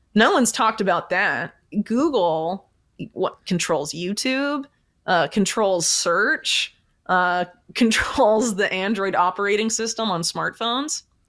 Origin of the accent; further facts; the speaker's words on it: Florida, United States; I'm from Florida